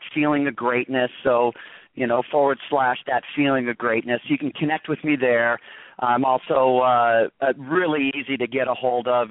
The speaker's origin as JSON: {"language": "English", "region": "Michigan", "country": "United States", "moved": "yes", "lives_now": "La Quinta, United States", "said": "I'm from Michigan originally"}